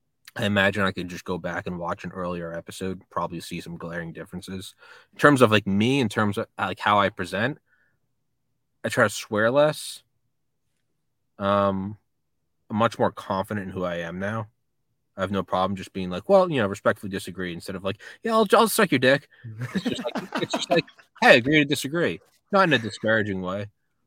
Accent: New England, United States; You know, I'm from New England.

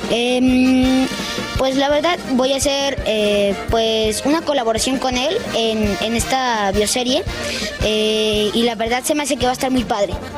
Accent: Monterrey, Nuevo León, Mexico; Soy de Monterrey, Nuevo León

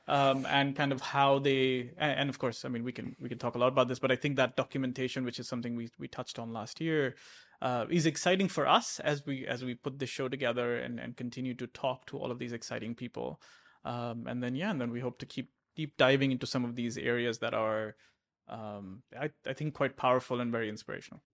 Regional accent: Abu Dhabi, United Arab Emirates; I grew up in Abu Dhabi

